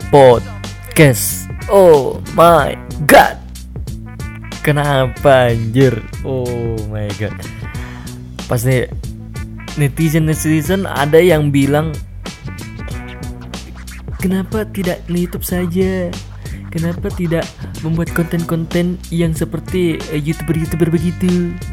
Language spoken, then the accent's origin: Indonesian; Makassar, South Sulawesi, Indonesia; saya adalah orang asli Makassar. Jadi jika suatu saat logat saya berubah dari bahasa Indonesia baku ke bahasa Makassar asli yang kayak begini toh